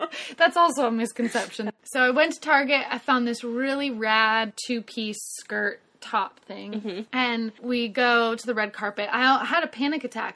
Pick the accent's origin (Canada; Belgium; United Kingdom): Canada; now in Nashville, United States; I am a Canadian girl